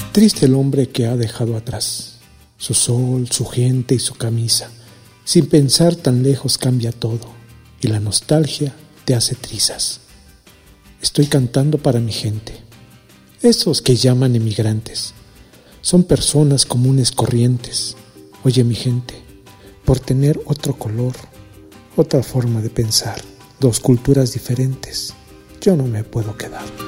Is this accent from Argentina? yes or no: no; Oaxaca, Mexico; also born or lived in Boston, Massachusetts / State of Mexico; now in California, United States; crecí en Oaxaca con mi abuela